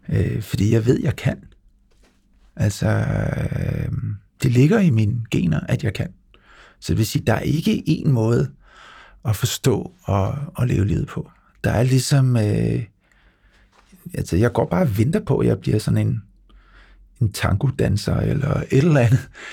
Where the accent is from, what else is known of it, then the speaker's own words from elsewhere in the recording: Lolland, Zealand, Denmark; Jeg står på en fodboldbane nede på Lolland, hvor jeg er vokset op